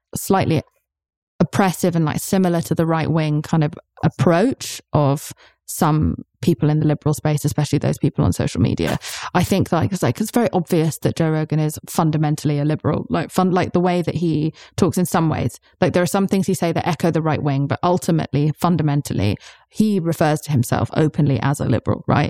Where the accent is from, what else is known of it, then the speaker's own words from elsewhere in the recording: United Kingdom; I'm British